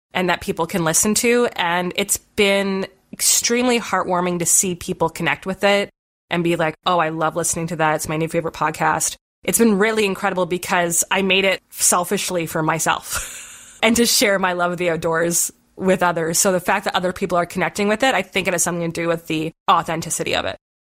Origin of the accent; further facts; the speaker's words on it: Southern Ontario, Canada; we really didn't have many ski hills growing up in Southern Ontario